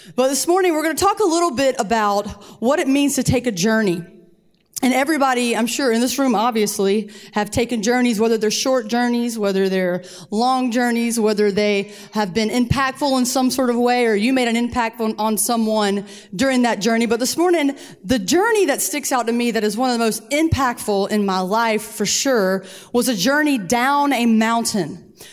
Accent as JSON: {"language": "English", "town": "Columbia", "region": "South Carolina", "country": "United States", "said": "We're from Columbia. It never snows here"}